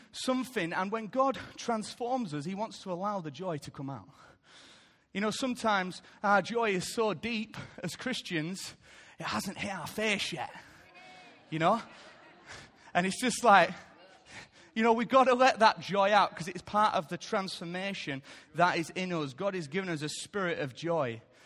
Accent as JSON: {"language": "English", "country": "United Kingdom", "said": "I love being British"}